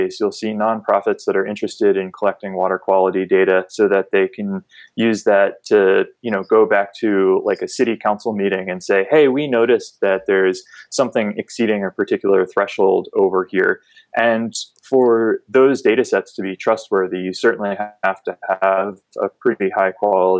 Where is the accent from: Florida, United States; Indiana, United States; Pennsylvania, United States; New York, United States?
Pennsylvania, United States; just outside of Philadelphia; moved away as an adult; also born or lived in San Diego, California; now in Wilmington, United States; I grew up on the East Coast just outside of Philadelphia